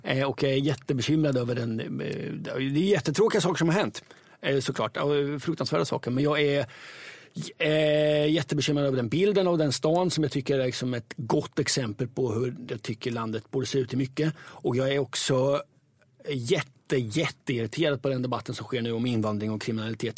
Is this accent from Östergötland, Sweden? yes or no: yes; Östergötland, Sweden; accent: Östgöta English; min östgötska engelska